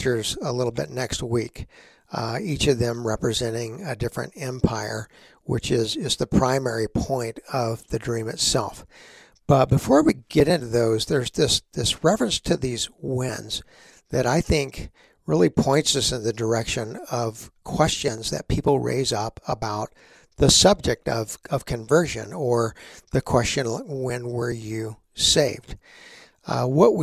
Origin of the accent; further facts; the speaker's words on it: Texas, United States; growing up in Texas